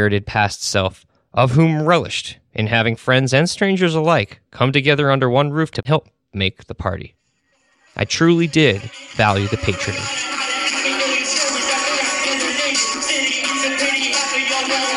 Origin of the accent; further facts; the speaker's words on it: Woodstock, New York, United States; also born or lived in Astoria, New York; When I was growing up in Woodstock, New York